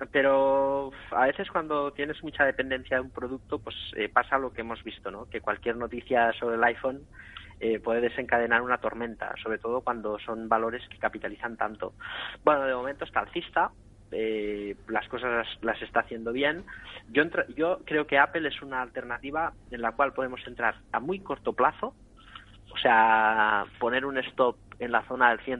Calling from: Madrid, Community of Madrid, Spain; Buenas tardes, soy … de Madrid.

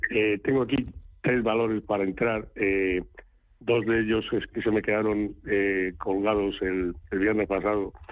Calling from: Valencia, Valencian Community, Spain; Hola, buenos días … de Valencia.

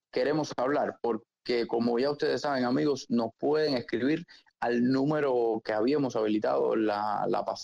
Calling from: Uruguay; saludo de Uruguay.

